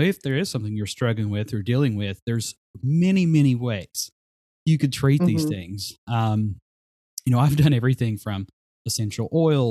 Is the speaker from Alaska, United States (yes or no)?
no; Glade Spring, Virginia, United States; my hometown of Glade Spring